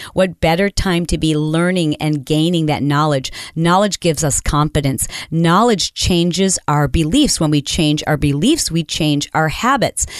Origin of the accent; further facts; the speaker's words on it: Michigan, United States; I grew up in Michigan